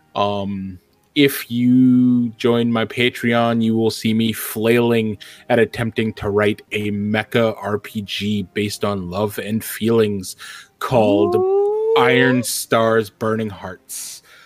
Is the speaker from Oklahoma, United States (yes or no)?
no; New York, United States; I'm a New Yorker